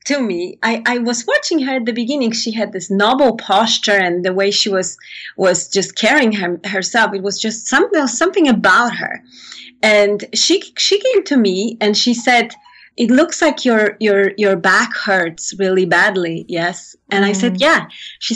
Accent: Poland; moved away; I come from Poland

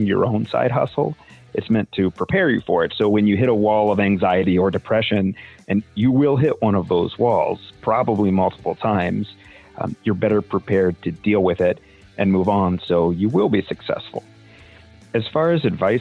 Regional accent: Annapolis, Maryland, United States; I'm from Annapolis, Maryland, and I own Severn River Music

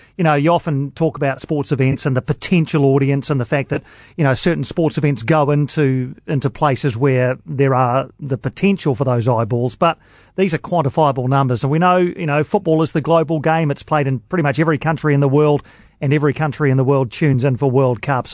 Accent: Wellington, New Zealand; dear old Sky Stadium here in Wellington, which is an oval, but it's in my hometown

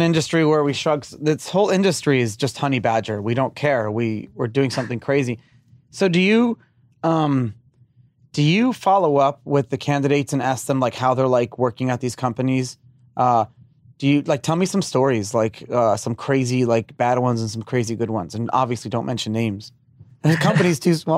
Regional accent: New York City, New York, United States; moved away; I grew up in Brooklyn, um, before I moved down here

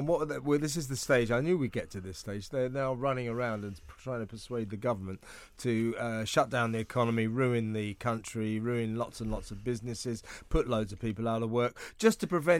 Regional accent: United Kingdom; also born or lived in United States

